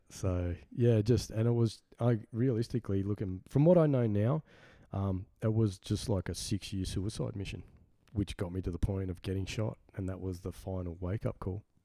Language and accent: English; Sydney, New South Wales, Australia; also born or lived in Carlingford, Sydney; The first pl- place I was born at was um, Hornsby in Sydney